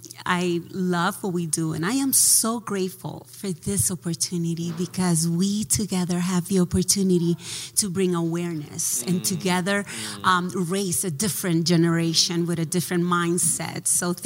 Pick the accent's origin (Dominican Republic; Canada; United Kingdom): Dominican Republic; now in United States; I am born and raised in the Dominican Republic.